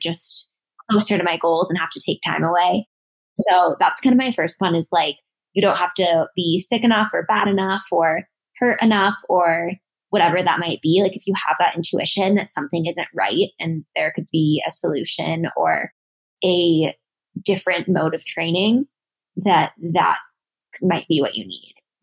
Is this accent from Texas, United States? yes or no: no; Denver, Colorado, United States; I'm from Denver. Well, Denver area